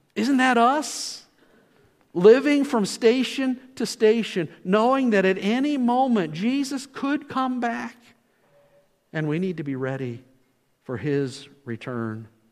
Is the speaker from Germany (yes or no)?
no; Scotland, United Kingdom; Being Scottish